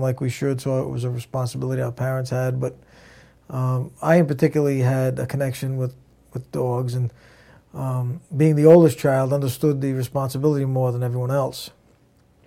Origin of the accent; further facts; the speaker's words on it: Providence, Rhode Island, United States; also born or lived in Narragansett, Rhode Island / North Kingstown, Rhode Island; I spent all my life in Rhode Island. Providence, mainly